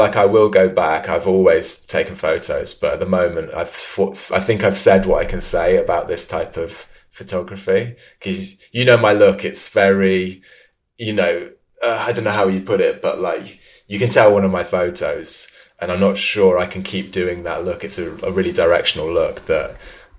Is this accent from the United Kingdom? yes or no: yes; Leamington Spa, West Midlands, United Kingdom; moved away; also born or lived in London; I grew up in Leamington Spa, which is pretty much the centre of England